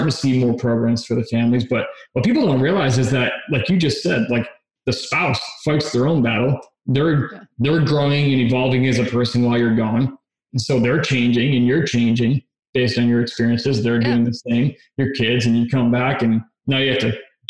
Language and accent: English; Michigan, United States; now in Texas, United States; I'm from Michigan originally